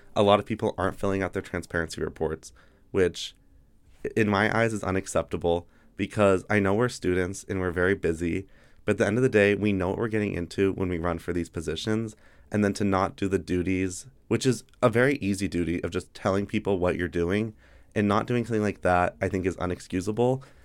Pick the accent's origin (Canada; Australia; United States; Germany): United States; Carson City, Nevada; I'm from Carson City, Nevada.